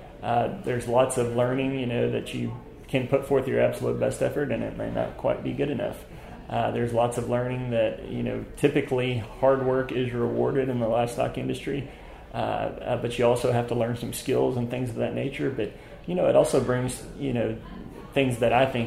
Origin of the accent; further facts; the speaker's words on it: Uvalde, Texas, United States; I'm from Uvalde, Texas